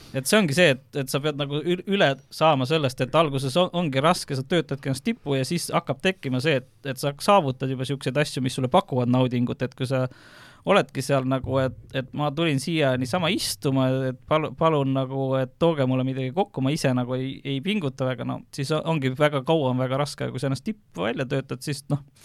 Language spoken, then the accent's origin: Estonian; Viljandi, Viljandi County, Estonia; Viljandi, kus ma olen pärit